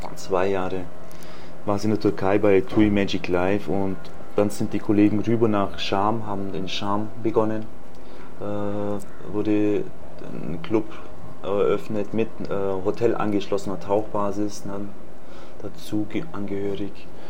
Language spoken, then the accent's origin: German; Illertissen, Bavaria, Germany; moved away as an adult; now in Egypt; ich bin in Bayern geboren, bei Illertissen